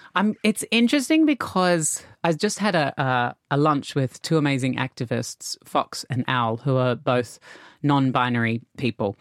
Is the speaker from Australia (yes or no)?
yes; Australia; growing up in Australia